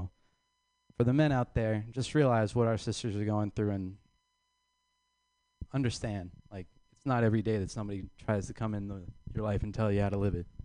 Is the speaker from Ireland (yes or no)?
yes; Ireland